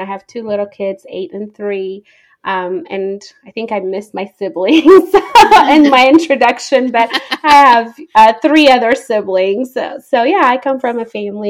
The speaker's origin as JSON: {"language": "English", "region": "Addis Ababa", "country": "Ethiopia", "tie": "born or raised there", "moved": "yes", "lives_now": "United States", "said": "So I am originally from Ethiopia. I was born and raised there. I grew up in the capital city, Addis Ababa."}